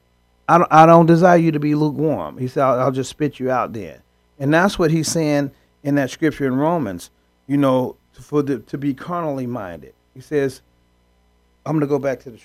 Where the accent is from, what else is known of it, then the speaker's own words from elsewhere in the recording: United States; I was born in the United States of America